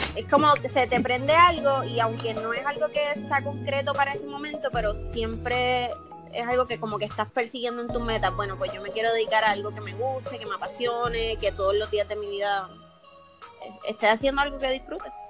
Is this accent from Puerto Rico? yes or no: yes; Toa Baja, Puerto Rico; yo me crié en Tuabaja, en Levitown